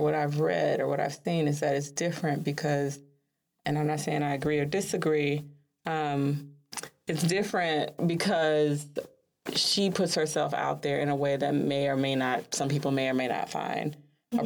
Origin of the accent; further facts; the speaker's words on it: Chicago, Illinois, United States; Chicago being my hometown